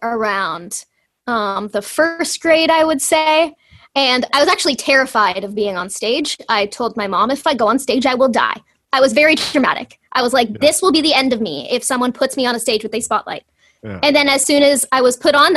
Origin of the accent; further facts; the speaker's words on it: Toronto, Ontario, Canada; I grew up in the Greater Toronto Area.